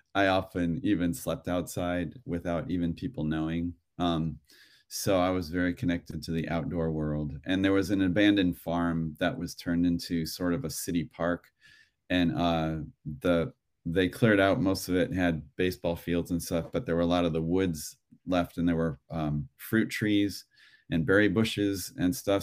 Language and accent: English; Cleveland, Ohio, United States; now in Los Angeles, United States; I grew up in Ohio, in Cleveland